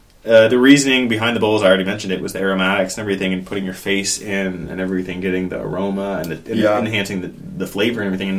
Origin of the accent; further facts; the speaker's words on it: San Jose, California, United States; I grew up in San Jose.